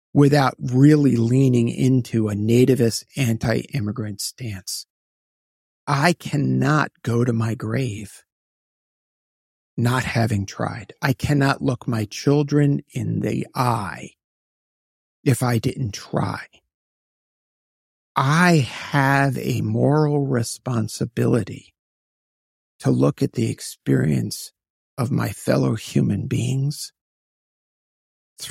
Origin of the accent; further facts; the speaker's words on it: New York City, New York, United States; also born or lived in Queens, New York; I was born in Brooklyn, New York in 1963, so I turned 60 this year